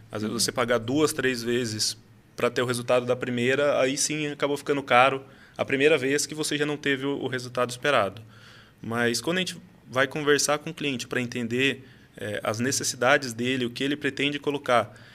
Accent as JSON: {"language": "Portuguese", "town": "Salto", "region": "São Paulo", "country": "Brazil", "tie": "born or raised there", "said": "sou de Salto, nascido e criado aqui do lado de vocês"}